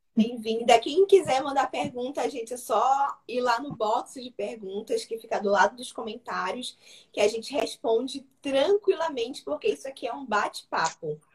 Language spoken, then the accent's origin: Portuguese; Pará, Brazil; now in Maranhão, Brazil; Eu sou paraense, né? Sou do Pará